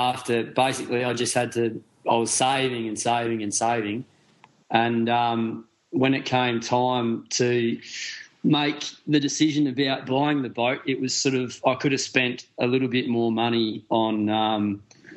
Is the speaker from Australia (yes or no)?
yes; Adelaide, South Australia, Australia; moved away as an adult; We're both from Australia. I'm from Adelaide